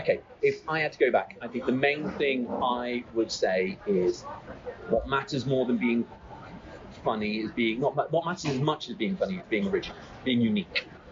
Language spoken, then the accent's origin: English; Bristol, South West England, United Kingdom; Just outside Bristol.